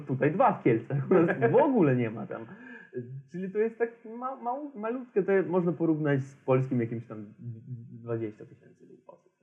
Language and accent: Polish; Transnistria, Moldova; Polish is a second language; moved away; ja pochodzę z Naddniestrza